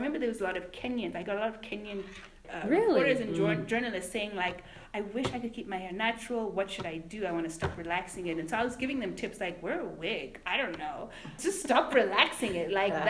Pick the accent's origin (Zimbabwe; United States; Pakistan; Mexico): Zimbabwe; I'm from Zimbabwe, by the way.